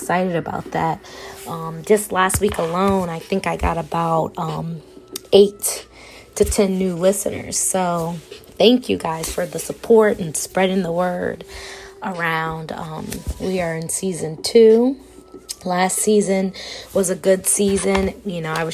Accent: Gaithersburg, Maryland, United States; moved away as an adult; now in West Virginia, United States; I am from Gaithersburg, Maryland

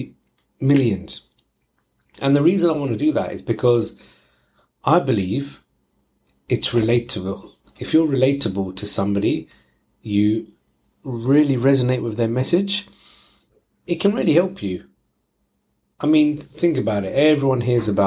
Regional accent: London, United Kingdom; I'm from East London, so that's where the lingo comes from.

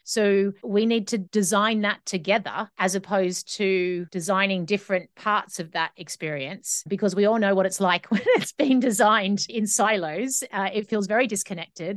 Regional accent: Australia; now in Scotland, United Kingdom; I live in the U K, in Scotland, but I'm Australian, so I have an Australian passport.

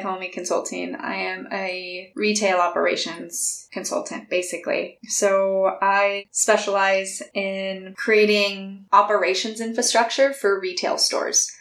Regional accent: California, United States; moved away as an adult; also born or lived in Washington; I'm originally from California and spent the last decade living in beautiful Washington state

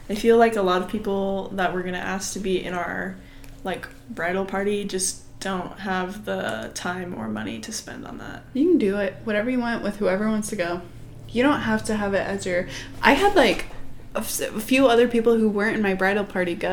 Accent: Iowa, United States; I'm from Iowa.

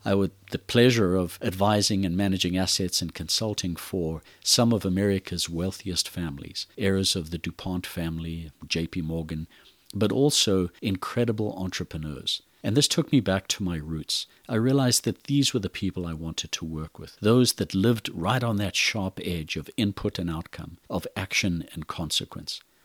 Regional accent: Zimbabwe; moved away as an adult; I'm originally from Zimbabwe and Africa. Born in the country of Rhodesia, I grew up in a violent, brutal civil war

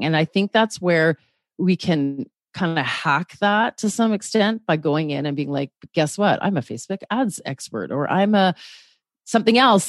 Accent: Canada; I'm a Canadian on the West Coast

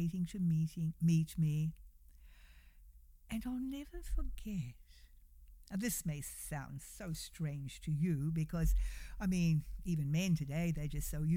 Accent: New Zealand; now in United States; we, come from New Zealand, and we would go back frequently to see family

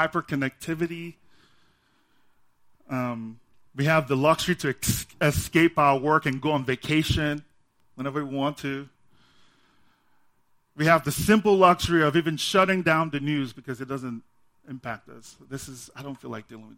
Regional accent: Nigeria; now in United States; I'm from Nigeria

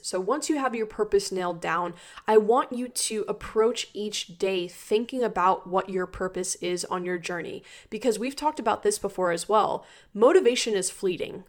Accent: Maryland, United States; also born or lived in Florida; I'm from Maryland and I went to school in Florida

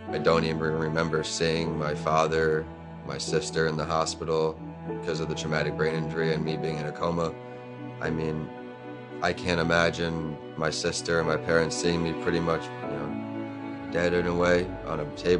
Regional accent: East Northport, New York, United States; moved away as an adult; also born or lived in Tampa, Florida; I'm from East Northport, New York, and I went to school at the University of Tampa. I'm 28 years old.

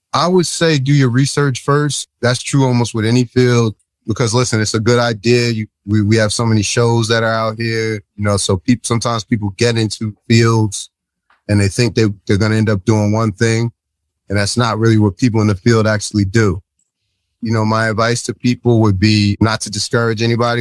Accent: New Jersey, United States; I'm from New Jersey

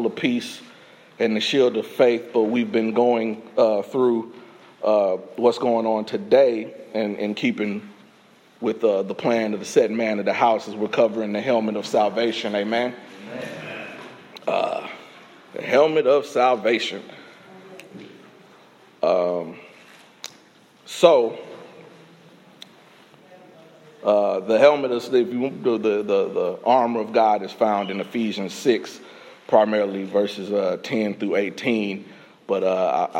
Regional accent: Indianapolis, Indiana, United States; moved away as an adult; also born or lived in Illinois; now in Texas, United States; raised in Indiana

